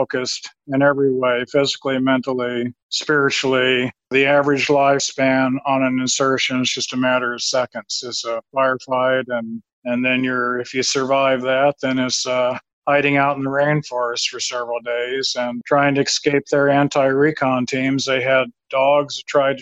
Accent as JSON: {"language": "English", "town": "Lincoln", "region": "Nebraska", "country": "United States", "tie": "born or raised there", "said": "I grew up in Nebraska, Lincoln, Nebraska"}